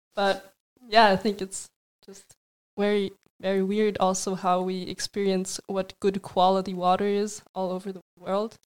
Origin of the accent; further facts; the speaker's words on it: Austria; from Austria.